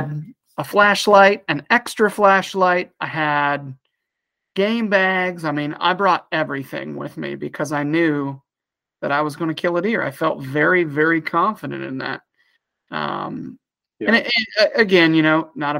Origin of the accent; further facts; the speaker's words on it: Ohio, United States; I am tagged out in Ohio, which is my home state